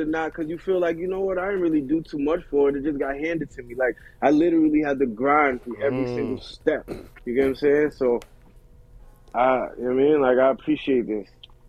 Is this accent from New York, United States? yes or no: yes; New York City, New York, United States; also born or lived in London, United Kingdom; Like, I was born in London. I came to New York when I was 2. I lived in Queens. Then I moved to Elmont, Long Island.